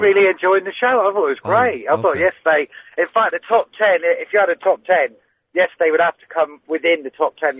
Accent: Cornwall, South West England, United Kingdom; I'm Cornish

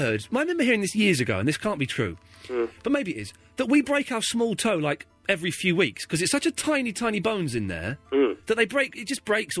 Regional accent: Slough, South East England, United Kingdom; moved away; also born or lived in Maidenhead; another place I grew up in Slough.

